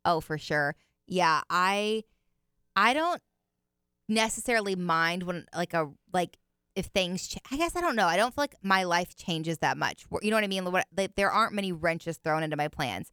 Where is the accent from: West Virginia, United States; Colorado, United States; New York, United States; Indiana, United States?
Indiana, United States; moved away; where I grew up in Indiana